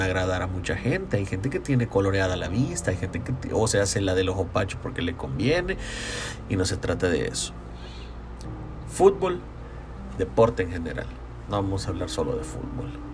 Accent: San Salvador, El Salvador; yo soy de San Salvador

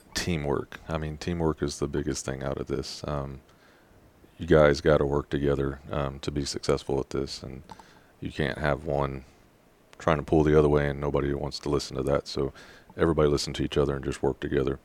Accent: Rosenberg, Texas, United States; I grew up in Rosenberg, Texas

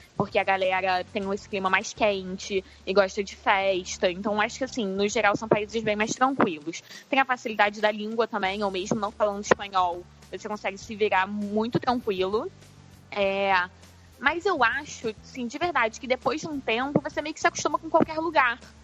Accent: Rio de Janeiro, Brazil; eu que sou carioca

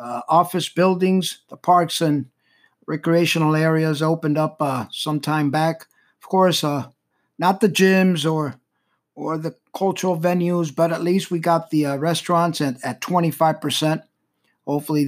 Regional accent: Miami, Florida, United States; Miami, a beautiful city, my hometown

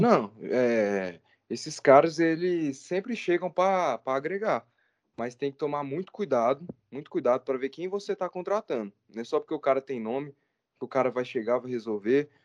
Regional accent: Goiânia, Goiás, Brazil; Eu sou aqui de Goiânia, nasci aqui

